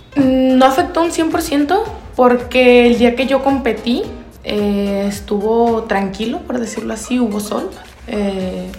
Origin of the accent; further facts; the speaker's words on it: Acaponeta, Nayarit, Mexico; de allá de mi rancho, de Caponeta